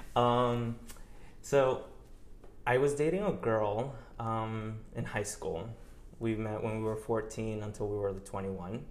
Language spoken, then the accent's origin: English; New York, United States; moved away as an adult; also born or lived in Colombia (ancestry); now in Miami, United States; I was born and raised in New York. Uh, I, I was there until I was probably 23, 24, until I moved here